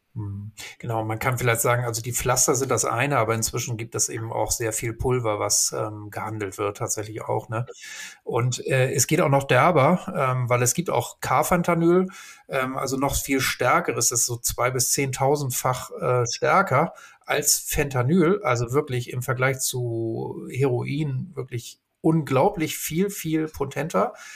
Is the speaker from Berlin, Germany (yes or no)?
no; Hamburg, Germany; ich bin ja in Hamburg groß geworden